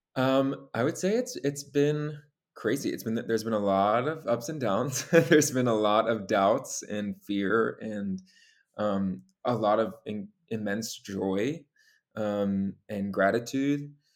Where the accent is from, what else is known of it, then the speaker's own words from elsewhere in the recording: Long Island, New York, United States; moved away as an adult; now in New York City, United States; born and raised on Long Island. Uh, I grew up there with my three younger sisters